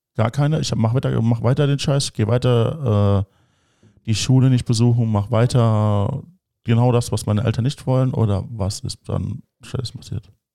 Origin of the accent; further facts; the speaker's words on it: Germany; bei uns in Deutschland